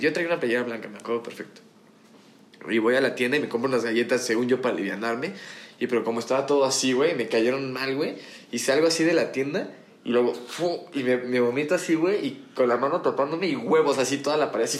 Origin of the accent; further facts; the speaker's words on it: Mexico; mi infancia la crecí en Forjadores